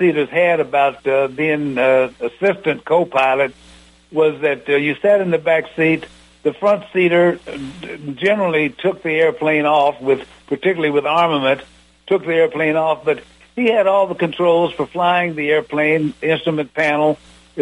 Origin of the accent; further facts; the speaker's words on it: Muncie, Indiana, United States; moved away as an adult; also born or lived in Nebraska; A little old country boy from orphanage in Nebraska, growing up in Muncie